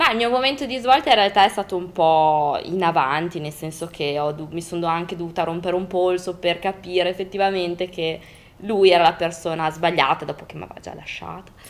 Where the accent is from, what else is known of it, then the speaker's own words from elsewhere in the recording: Parma, Emilia-Romagna, Italy; …, …, perché sono di Parma